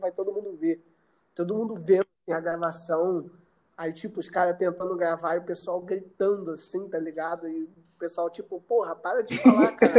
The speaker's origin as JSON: {"language": "Portuguese", "town": "Miguel Pereira", "region": "Rio de Janeiro", "country": "Brazil", "tie": "born or raised there", "moved": "as an adult", "said": "eu vim de Miguel Pereira"}